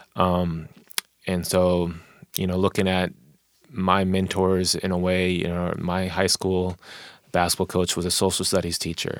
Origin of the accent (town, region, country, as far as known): Tacoma, Washington, United States; born or raised there; also born or lived in Wichita, Kansas